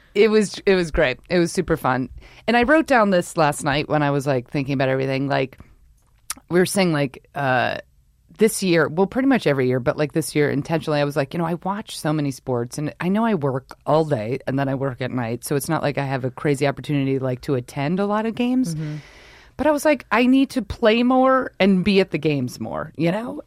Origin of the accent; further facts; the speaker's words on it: New York, United States; moved away; also born or lived in Rhode Island; I'm from New York, so you're born and raised to hate everything